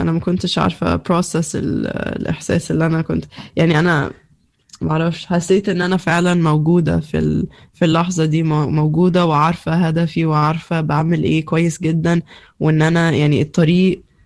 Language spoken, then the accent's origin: Arabic; Egypt; moved away; أنا ممكن أمشي من مصر